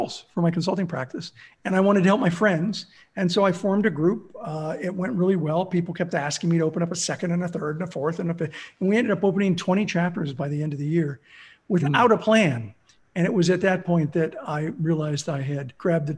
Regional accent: Southern California, United States; also born or lived in Pittsburgh, Pennsylvania / Los Angeles / Azusa; So I grew up in Southern California. I was born in Pittsburgh. My parents moved to Los Angeles when I was six.

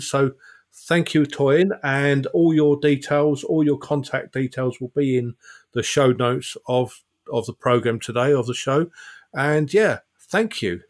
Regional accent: South Essex, East of England, United Kingdom; moved away; I was born and bred in South Essex

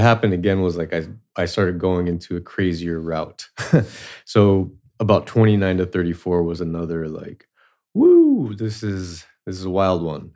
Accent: Southern California, United States; I grew up in Southern California. Uh, my house was not too far from the border of Tijuana

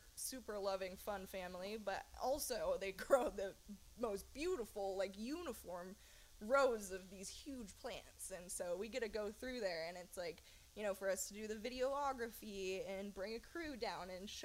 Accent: Humboldt, California, United States; growing up in Humboldt

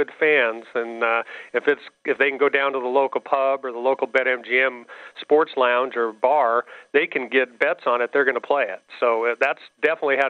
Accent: Nebraska, United States; I grew up in Nebraska, was a Cornhusker

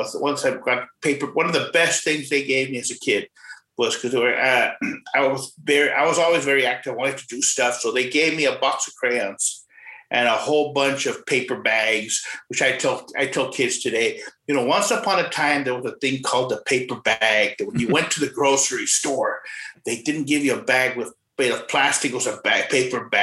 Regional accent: Rio Grande City, Texas, United States; also born or lived in McAllen, Texas / Edinburg, Texas; now in San Antonio, United States; born in McAllen, Texas, and raised in a small town called Rio Grande City. Lived in Edinburgh for a few years before moving up to San Antonio. Been here for like 20 years

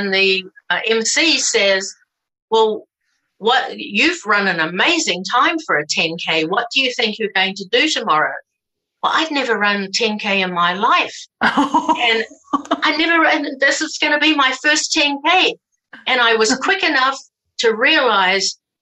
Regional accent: New Zealand; I'm a New Zealander.

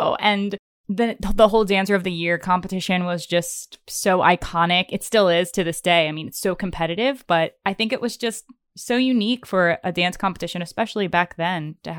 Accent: Maryland, United States; I grew up in Maryland. So my studio was based in the Baltimore area.

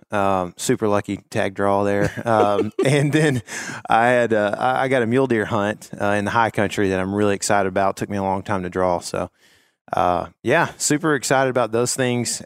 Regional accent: Northeast Texas, United States; I am also from Northeast Texas

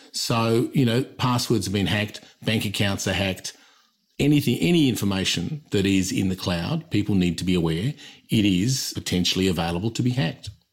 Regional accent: Australia; also born or lived in London / United States; I'm Australian

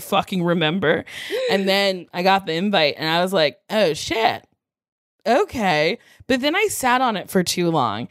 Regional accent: Middletown, New Jersey, United States; moved away as an adult; now in New York City, United States; I grew up in Middletown, New Jersey.

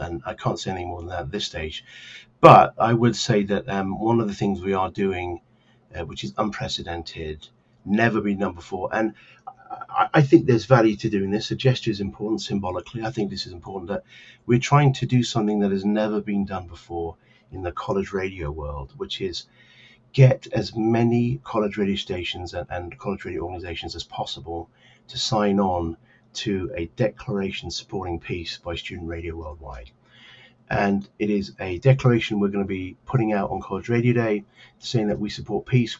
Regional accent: Donetsk, Donetsk Oblast, Ukraine; now in Kharkiv, Ukraine; I live and study in Kharkiv, but actually I'm from Donetsk

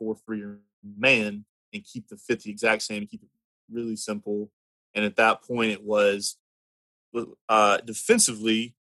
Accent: Birmingham, Alabama, United States; I'm from Birmingham, Alabama, originally. Grew up here

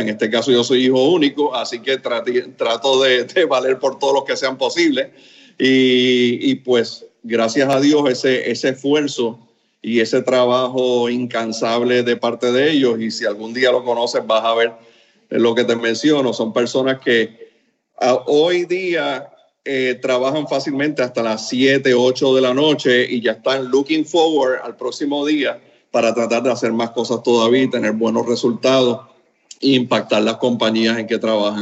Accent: Puerto Rico; also born or lived in Camagüey, Cuba; yo me siento cubarriqueño, eh, porque la verdad que desde los tres años estoy en Puerto Rico

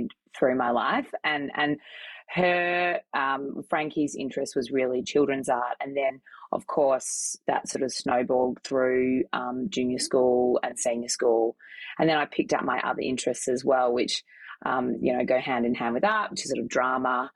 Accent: Melbourne, Victoria, Australia; I grew up in Melbourne, in Victoria, in the inner city.

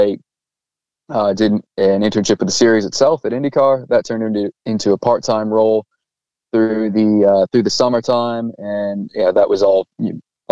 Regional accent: Indianapolis, Indiana, United States; moved away as an adult; now in Australia; I'm from Indianapolis, born and raised

